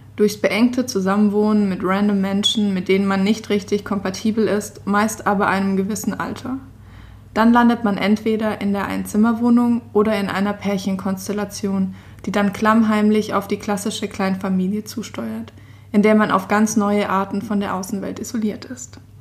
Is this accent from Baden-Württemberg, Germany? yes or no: yes; Stuttgart, Baden-Württemberg, Germany; moved away as an adult; also born or lived in Innsbruck, Austria; in Stuttgart, meine Heimat